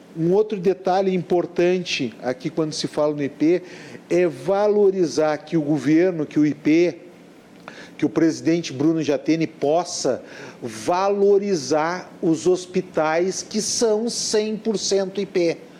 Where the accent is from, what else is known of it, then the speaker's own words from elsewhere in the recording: Porto Alegre, Rio Grande do Sul, Brazil; eu nasci no Ernesto Dornelles